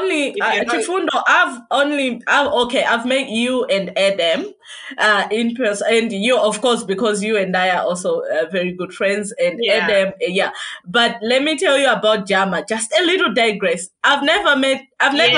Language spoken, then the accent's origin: English; Malawi; I'm from Malawi.